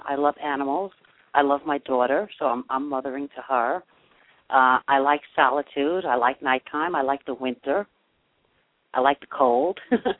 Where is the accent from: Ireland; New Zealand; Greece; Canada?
Greece; Aigio, West Greece; I was born in Aegean, Greece